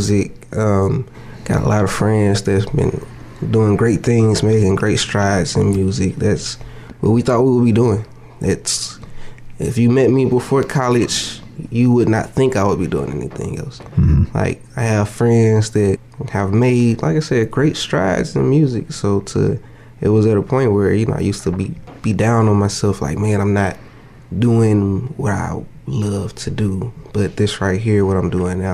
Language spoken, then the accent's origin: English; Jackson, Mississippi, United States; also born or lived in Colorado / Germany; raised, military brat. So I was born in Colorado, and then we moved to Germany, and then I've been in Jackson since my whole school life